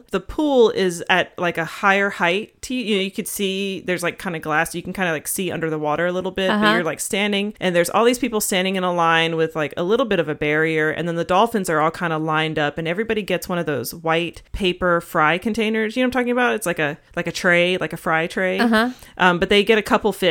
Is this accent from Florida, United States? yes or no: yes; Florida, United States; I was born in Florida.